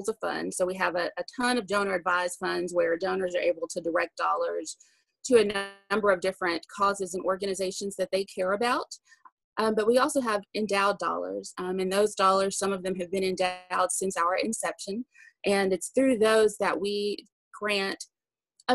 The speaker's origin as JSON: {"language": "English", "town": "Birmingham", "region": "Alabama", "country": "United States", "tie": "born or raised there", "also_born_or_lived": "Texas / Washington, D.C.", "said": "I am actually from Birmingham, grew up here, born in Texas, but I went, you know, spent most of my formative years here"}